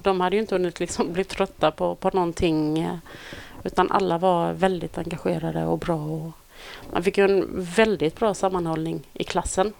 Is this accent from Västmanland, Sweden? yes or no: no; Olofström, Blekinge, Sweden; moved away; Jag kommer från eh, Blekinge från mm. början. Mm. Eh, lilla Olofström